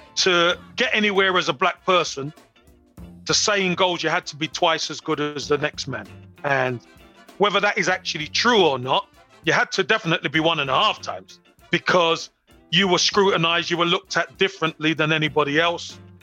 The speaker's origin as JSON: {"language": "English", "region": "London", "country": "United Kingdom", "tie": "born or raised there", "said": "Growing up in Brixton in the inner city back then in the 70s and 80s"}